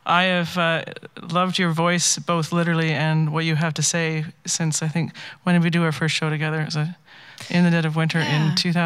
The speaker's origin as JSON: {"language": "English", "region": "Manitoba", "country": "Canada"}